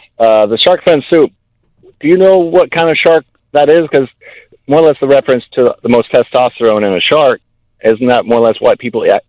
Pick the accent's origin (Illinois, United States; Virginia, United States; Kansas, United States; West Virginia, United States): Kansas, United States; now in Florida, United States; I'm from Kansas. I came down here to Florida